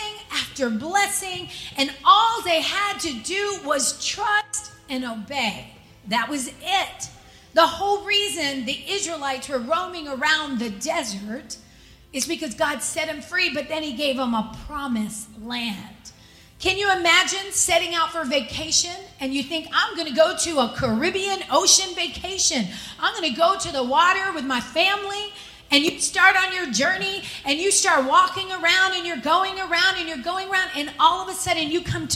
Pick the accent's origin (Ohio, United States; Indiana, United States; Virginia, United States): Virginia, United States; growing up in Virginia, we would go to the state fair